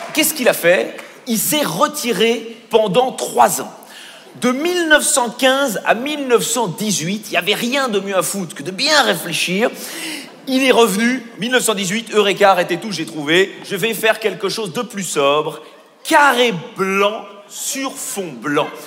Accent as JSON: {"language": "French", "country": "Belgium", "said": "Je suis belge"}